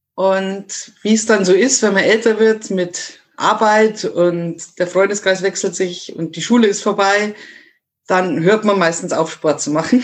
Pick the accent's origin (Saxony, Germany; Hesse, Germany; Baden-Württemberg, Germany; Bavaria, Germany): Bavaria, Germany; Miesbach district, south of Munich; Ich komme aus dem Süden von München, mhm. also aus dem sehr beliebten Landkreis Miesbach